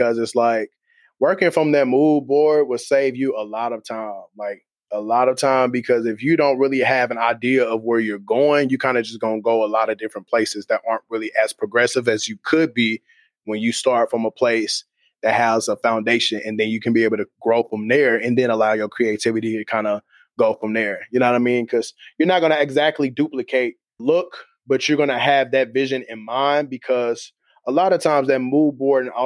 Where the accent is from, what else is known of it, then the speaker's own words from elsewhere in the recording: Kansas City, United States; I'm from Kansas City